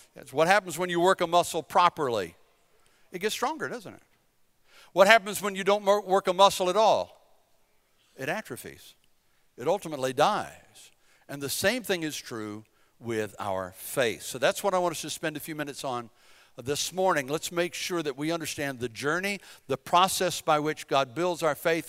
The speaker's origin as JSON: {"language": "English", "area": "Bladen County", "region": "eastern North Carolina", "country": "United States", "moved": "as an adult", "said": "I'm from Bladen County. We're just country folk from eastern North Carolina"}